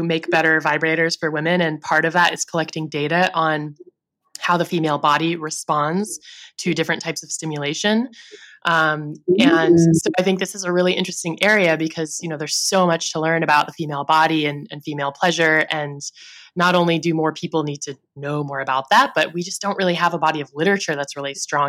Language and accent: English; the Bay Area, California, United States; also born or lived in Los Angeles; I grew up in the Bay Area and that's where I first was represented